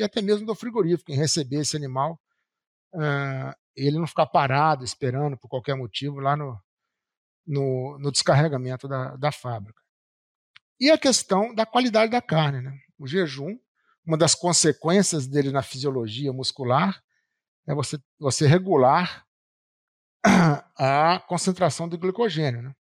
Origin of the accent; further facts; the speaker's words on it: Rio de Janeiro, Brazil; moved away; also born or lived in Juiz de Fora; Eu nasci carioca, mas a minha família é toda mineira.